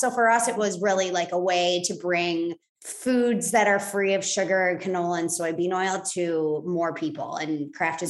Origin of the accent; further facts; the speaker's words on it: Chicago, Illinois, United States; moved away as an adult; also born or lived in Boulder, Colorado / Los Angeles; I grew up in Chicago.